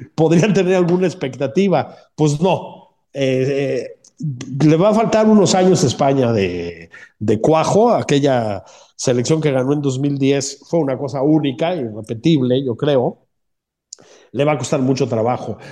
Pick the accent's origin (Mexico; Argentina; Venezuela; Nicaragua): Mexico; now in Madrid, Spain; como cualquier mexicano decente